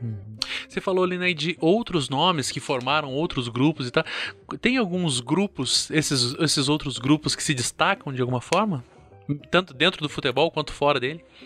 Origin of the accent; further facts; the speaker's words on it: Curitiba, Paraná, Brazil; eu sou aqui de Curitiba